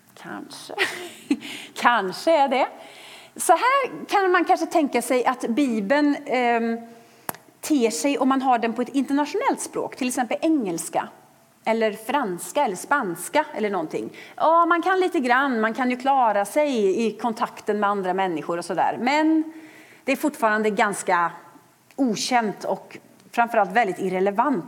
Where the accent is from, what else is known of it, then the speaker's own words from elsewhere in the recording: Sweden; För oss som är svenskar